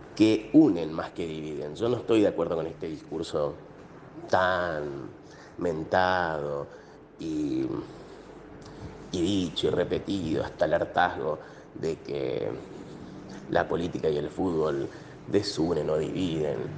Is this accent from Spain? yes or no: no; Argentina; Como argentino y latinoamericano